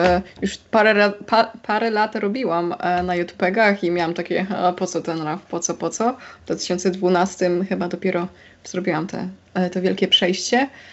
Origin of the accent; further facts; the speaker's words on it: Silesian Voivodeship, Poland; ja jestem ze Śląska, z Górnego Śląska